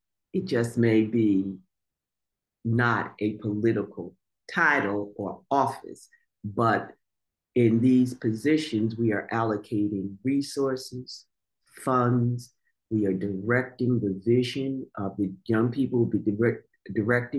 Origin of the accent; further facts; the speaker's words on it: Montclair, New Jersey, United States; growing up in Montclair.